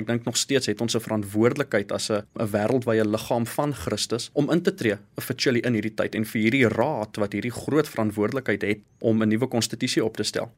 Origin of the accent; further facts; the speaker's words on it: South Africa; vir ons dan as Suid-Afrikaners